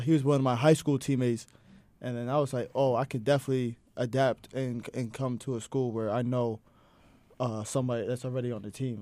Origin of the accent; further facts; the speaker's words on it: Hopewell Junction, New York, United States; I am from Hopewell Junction, New York. That is upstate